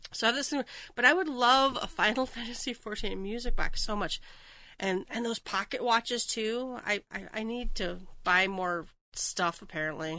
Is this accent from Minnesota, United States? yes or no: yes; Minnesota, United States; I'm from Minnesota, so land of ice castles